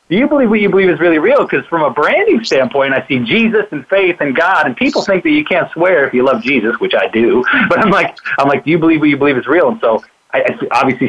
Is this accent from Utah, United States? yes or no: yes; Salt Lake City, Utah, United States; also born or lived in California / Oklahoma; We both grew up in California and Utah